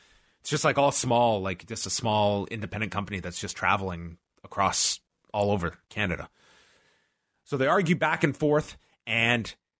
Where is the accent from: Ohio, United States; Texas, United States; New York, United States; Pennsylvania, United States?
New York, United States; Long Island; We're both from Long Island.